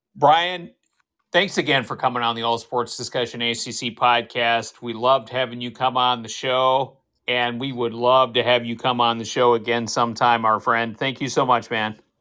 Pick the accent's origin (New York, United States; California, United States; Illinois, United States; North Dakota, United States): North Dakota, United States; my home state